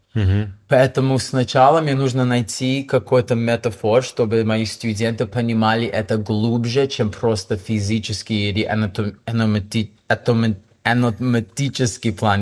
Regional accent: Toronto, Ontario, Canada; Russian is a second language; moved away as an adult; also born or lived in Vancouver, Canada / Russia / Hong Kong; now in Bali, Indonesia; я из Торонто

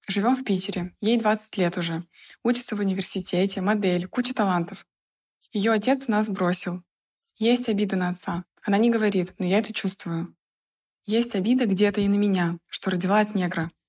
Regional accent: Estonia; Я из Эстонии, Казалось бы, Европа, но расизма тут может быть больше, чем в России.

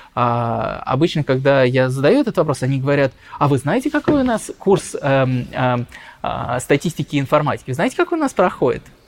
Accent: Russia; moved away; also born or lived in London; я из России

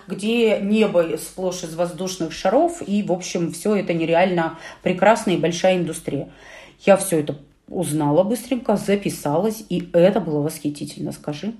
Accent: Urals, Russia; нас, уральцев

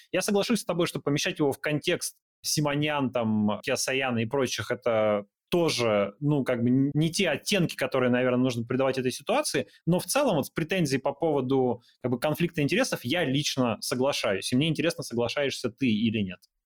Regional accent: Yekaterinburg, Sverdlovsk Oblast, Russia; Я просто из Екатеринбурга

